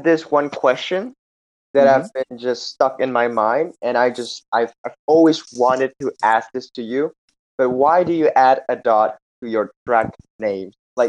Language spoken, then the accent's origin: English; Jakarta, Indonesia; I'm from Jakarta.